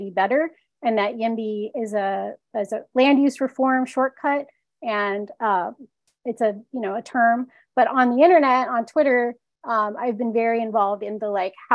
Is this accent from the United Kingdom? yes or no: no; Bogotá, Colombia; also born or lived in Chicago; now in Seattle, United States; I was born in Bogota, Colombia.